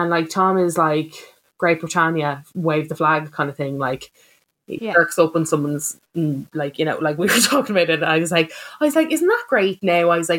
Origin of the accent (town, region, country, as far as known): Ireland